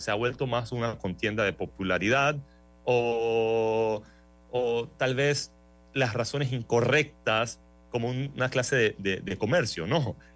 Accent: Panama; soy panameño, casado

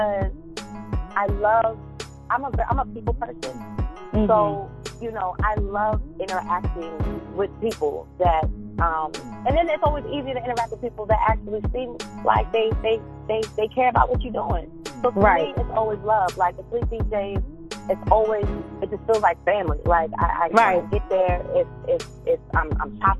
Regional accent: Baltimore, Maryland, United States; I'm from Baltimore, so I had to rep my city

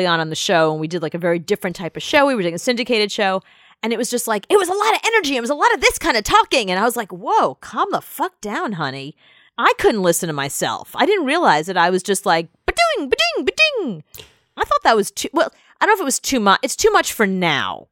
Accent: New York, United States; I'm such a New Yorker. You can't take me out of New York

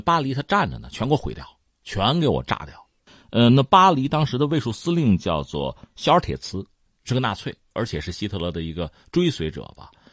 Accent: China; 我们中国人

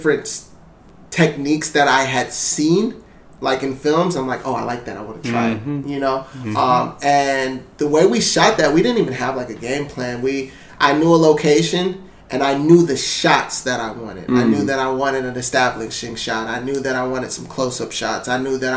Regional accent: Ann Arbor, Michigan, United States; also born or lived in Columbus; I'm originally from Ann Arbor, Michigan

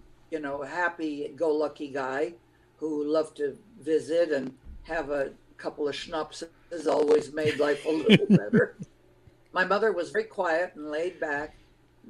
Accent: Southern California, United States; first language Lithuanian; English is a second language; also born or lived in Montreal, Quebec, Canada; I grew up in Southern California

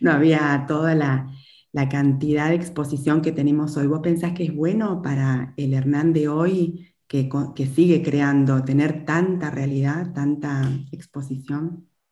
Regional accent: Chaco, Argentina; yo como también soy del interior, soy del Chaco

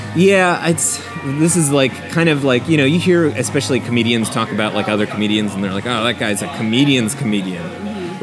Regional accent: New Jersey, United States; moved away as an adult; also born or lived in New York City; now in Austin, United States; I grew up in the Northeast. I'm from New Jersey, which is the best state in the country

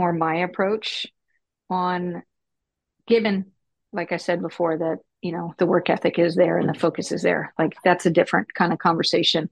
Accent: Texas, United States; moved away as an adult; also born or lived in Houston / Dallas / Maryland; I grew up in Dallas and Houston and actually Texas. So Houston, and then I moved over to Dallas

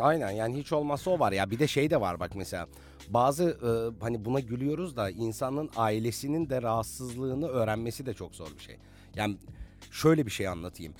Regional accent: Bursa, Turkey; moved away as an adult; also born or lived in Cyprus; Bursalıyım, Bursa'da doğdum, Bursa'da büyümüş bir heteroseksüelim

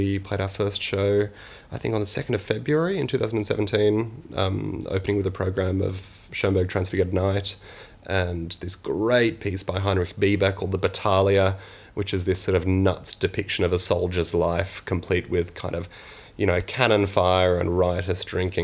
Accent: Sydney, New South Wales, Australia; now in Manchester, United Kingdom; I'm actually from Sydney

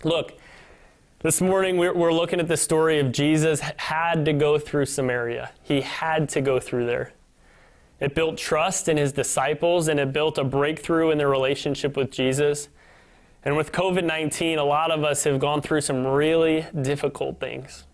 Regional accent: Northern Illinois, United States; moved away as an adult; also born or lived in Kansas City, Missouri; now in Michigan, United States; my hometown in Northern Illinois

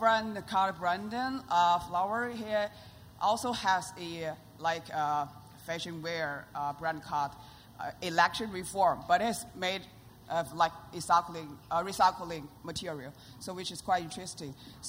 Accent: Shanghai, China; Hey, I'm from China, Shanghai. I flew like all the way over the ocean for this festival.

